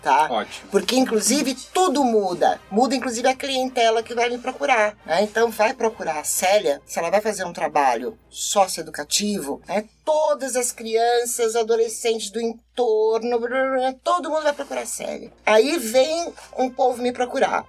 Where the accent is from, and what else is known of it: Brazil